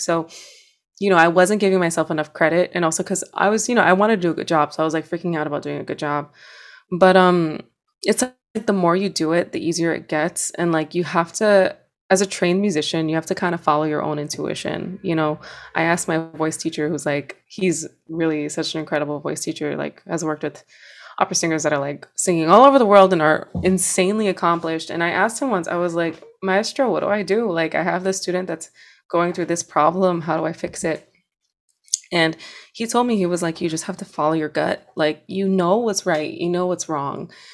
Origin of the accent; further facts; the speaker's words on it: New York City, New York, United States; where I'm from, I'm from Hunts Point, like, it is dangerous